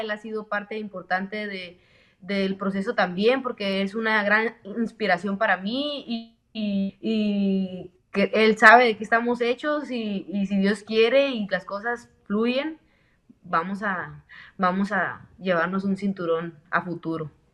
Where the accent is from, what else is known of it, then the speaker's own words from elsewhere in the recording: Mexico; somos mexicanas y representamos mucho orgullosamente a nuestro, nuestra sangre mexicana